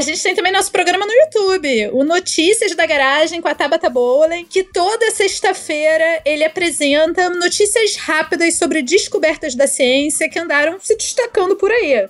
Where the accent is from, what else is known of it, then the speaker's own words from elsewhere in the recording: Rio de Janeiro, Brazil; como carioca, me sinto representada